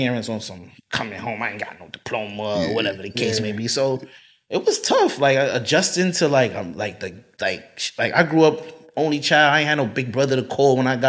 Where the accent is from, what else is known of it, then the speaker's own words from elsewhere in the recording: New York City, New York, United States; I'm from DeVille. I'm from Brownsville